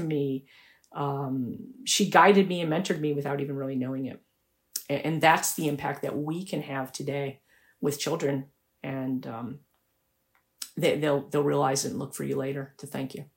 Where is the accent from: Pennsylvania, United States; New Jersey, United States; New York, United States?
New York, United States; Buffalo; moved away; I went back to my hometown in Buffalo, New York